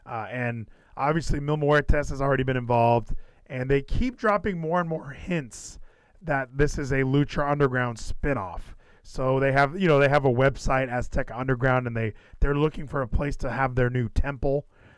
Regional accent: Texas, United States; I know that I'm from Texas, so the obligatory thing for me to do is love the Von Erichs.

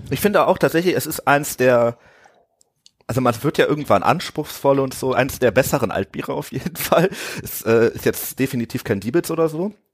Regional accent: Ratingen, North Rhine-Westphalia, Germany; das kommt aus dem Talschlösschen in Rating. Das ist äh, so eine kleine Kneipe neben der Schule, wo ich irgendwie zur Schule gegangen bin

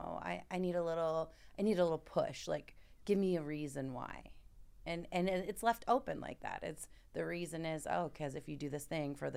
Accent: Minnesota, United States; I'm from Minnesota.

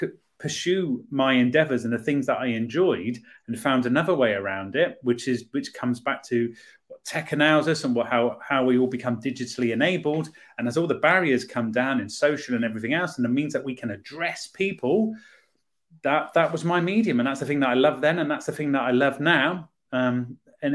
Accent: Poole, South West England, United Kingdom; moved away as an adult; I'm a Poole lad, born and bred

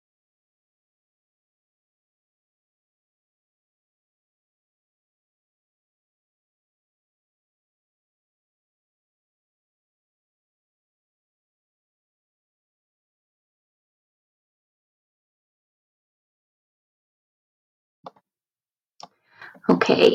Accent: Wales, United Kingdom; accent: Welsh; I'm a Key Stage 2 leader, as you can tell by my accent. I teach in Wales

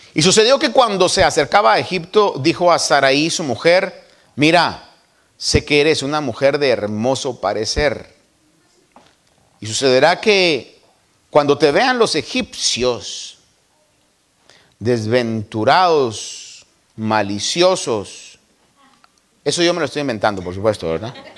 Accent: Guatemala; De donde yo nací, las buenas chapinas dirían, puchi cabra

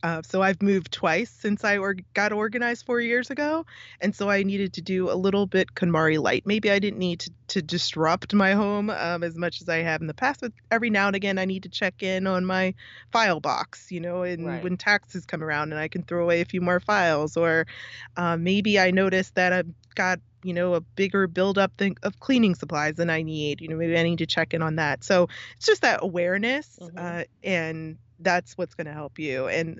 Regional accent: California, United States; born there; also born or lived in DC metro area; But because of that, I did grow up in lots of different places. I was born in California and I've moved significantly since then. And then I spent a lot of time on the East Coast in the DC metro area.

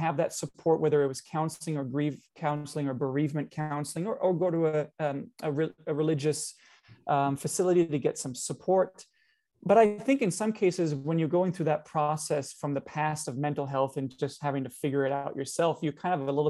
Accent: Canada; we Canadians

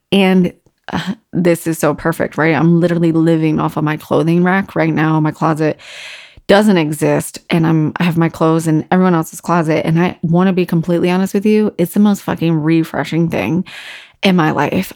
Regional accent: Virginia Beach, Virginia, United States; growing up in Virginia Beach being on the water

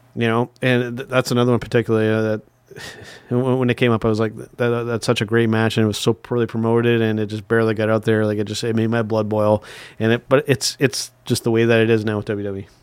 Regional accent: Canada; As a Canadian

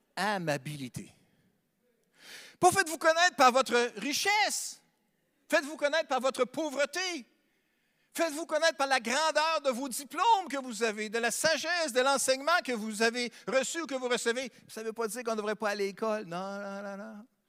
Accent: Sainte-Marie, Quebec, Canada; now in Quebec City, Canada; je suis natif de Sainte-Marie-de-Beauce. C'est une belle localité dans le sud, sur la rive sud.

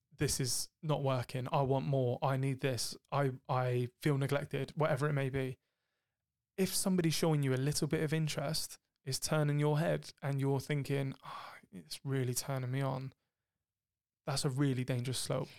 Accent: Cornwall, South West England, United Kingdom; I'm from Cornwall

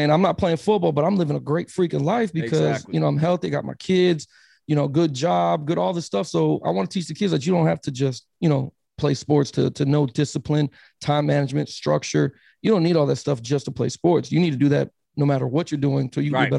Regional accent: Miami, Florida, United States; I'm originally from Miami, Florida

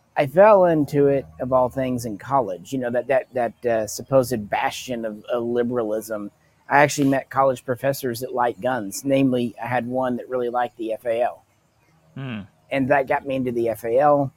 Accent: Arkansas, United States; growing up in Arkansas

